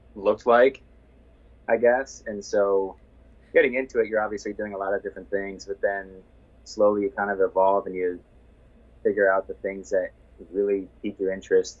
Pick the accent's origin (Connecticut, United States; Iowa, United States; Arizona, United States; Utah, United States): Iowa, United States; Iowa City; I'm literally from Iowa City.